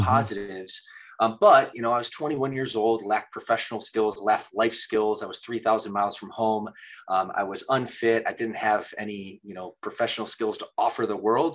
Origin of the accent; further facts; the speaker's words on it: Midwest, United States; moved away as an adult; also born or lived in Michigan; now in California, United States; I grew up in the Midwest